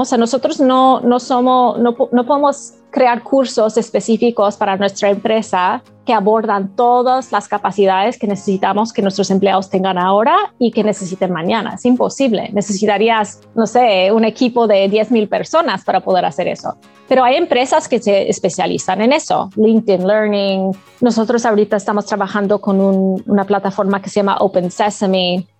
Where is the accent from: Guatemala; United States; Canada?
Canada; yo no soy de Latinoamérica, eh, soy de Canadá